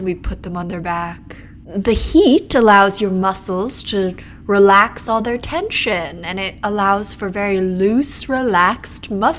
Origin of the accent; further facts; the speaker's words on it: Salt Lake City, Utah, United States; I'm from Salt Lake City, and I am a masseuse